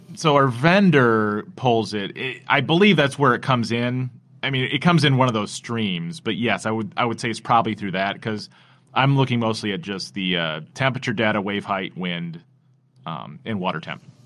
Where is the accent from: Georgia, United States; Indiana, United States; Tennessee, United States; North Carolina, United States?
Indiana, United States; South Bend; I grew up here in South Bend, so I've only known Lake Effect Snow